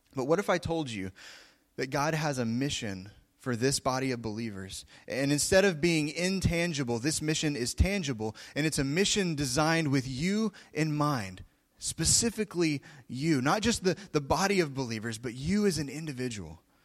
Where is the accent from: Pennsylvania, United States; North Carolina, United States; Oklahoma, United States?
Oklahoma, United States; I come from Oklahoma